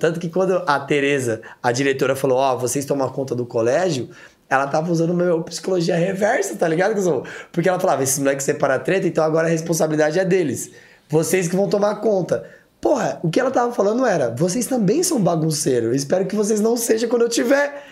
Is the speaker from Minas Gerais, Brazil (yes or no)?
no; Taboão da Serra, São Paulo, Brazil; moved away; eu sou do Taboão da Serra.